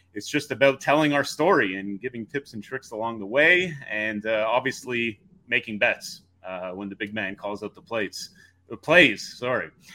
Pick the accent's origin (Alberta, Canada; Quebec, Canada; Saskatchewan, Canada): Quebec, Canada; just outside Montreal; now in Toronto, Canada; we grew up just outside Montreal